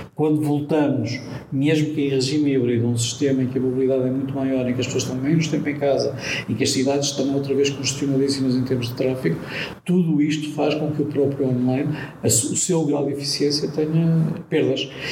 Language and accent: Portuguese; Portugal; como português